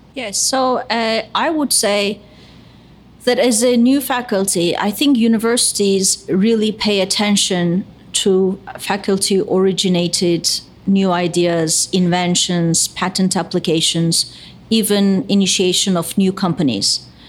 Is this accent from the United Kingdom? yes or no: no; Istanbul, Turkey; moved away as an adult; now in United States; I was born in Istanbul. I'm Turkish American